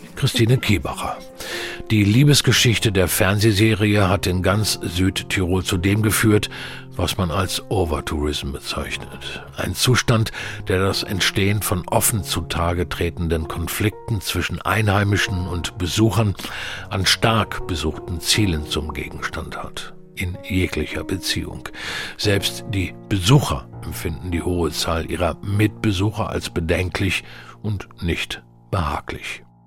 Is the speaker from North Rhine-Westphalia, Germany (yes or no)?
no; Hanover, Lower Saxony, Germany; groß geworden in Hannover